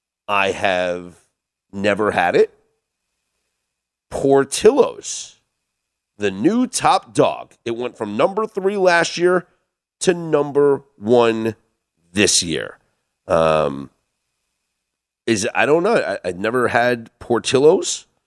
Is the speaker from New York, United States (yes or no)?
yes; New York, United States; also born or lived in Los Angeles, United States; now in Las Vegas, United States; as a New Yorker.